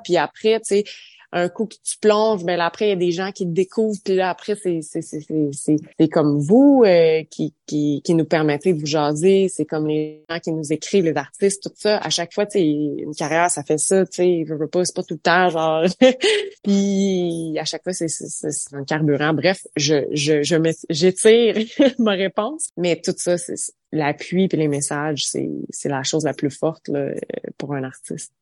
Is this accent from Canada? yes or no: yes; Saint-Albert, Ontario, Canada; je suis originaire d'un petit village euh, dans l'Est ontarien qui s'appelle Saint-Albert